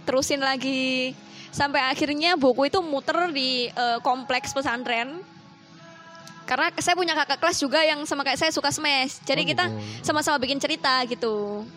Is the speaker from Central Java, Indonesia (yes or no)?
no; Sidoarjo, East Java, Indonesia; now in Jombang, Indonesia; Asli, saya dari Sidoarjo sih, tapi karena menetap di Jombang